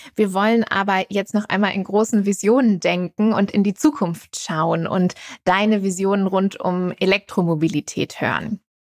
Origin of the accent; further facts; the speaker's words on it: Germany; in unserem ja, sehr autogeprägten Land